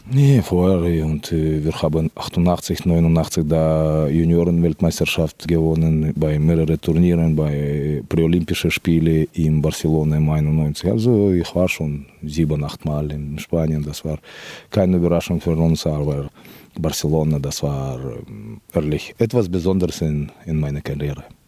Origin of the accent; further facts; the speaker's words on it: Kyrgyzstan; German is a second language; moved away as an adult; also born or lived in Moscow, Russia / Spain; mein Blut ist von Kirgisistan hundertprozentig